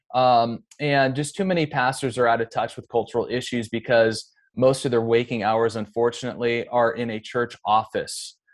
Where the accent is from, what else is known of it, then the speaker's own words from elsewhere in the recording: Seattle, Washington, United States; also born or lived in Bremerton / Olympic Peninsula; I'm more from, you know, the greater Seattle area